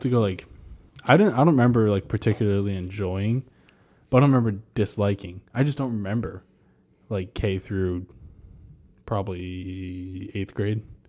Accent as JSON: {"language": "English", "region": "New Hampshire", "country": "United States", "tie": "born or raised there", "said": "I grew up in New Hampshire"}